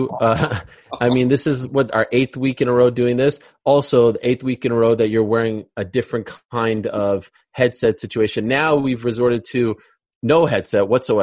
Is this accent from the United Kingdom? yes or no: no; Canada; now in United States; as a Canadian in the limelight, especially living in America